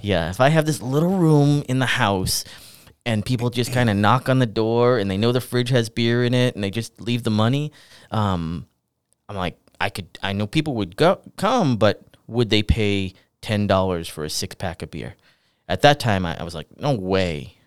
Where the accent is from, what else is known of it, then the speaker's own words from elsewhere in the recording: the Seacoast, New Hampshire, United States; I'm from the Seacoast, uh, originally.